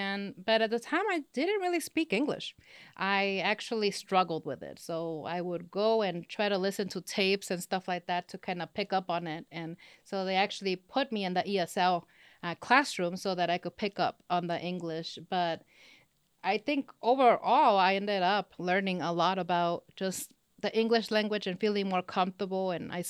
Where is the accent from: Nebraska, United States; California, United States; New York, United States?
California, United States; Los Angeles; accent: Spanish accent; first language Spanish; English is a second language; also born or lived in Mexico; now in Texas, United States; I was born and raised in Los Angeles in California. My mom is from Mexico and my original dad from Honduras. And from then on, I actually started the school system in Mexico for a couple of years.